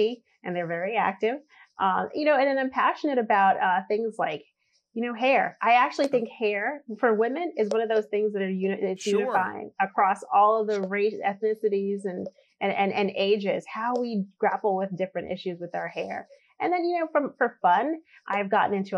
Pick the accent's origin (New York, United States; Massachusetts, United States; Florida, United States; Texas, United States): Massachusetts, United States; Boston; also born or lived in Caribbean; I'm an immigrant. I'm a naturalized citizen now. I came from the Caribbean, moved to Boston. In the ghetto